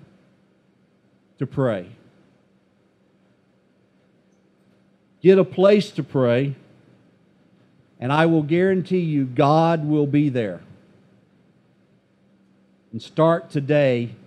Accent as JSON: {"language": "English", "country": "United States", "said": "as an American"}